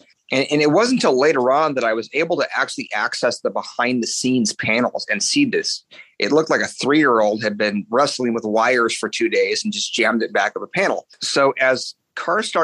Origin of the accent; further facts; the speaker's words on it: Gilroy, California, United States; I grew up in Northern California in a little town called Gilroy, which is just south of San Jose